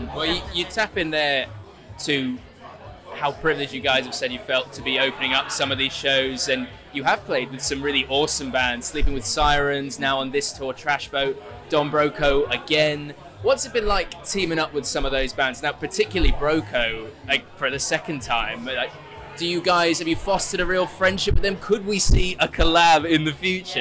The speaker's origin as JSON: {"language": "English", "town": "Oxford", "region": "South East England", "country": "United Kingdom", "said": "we're from Oxford"}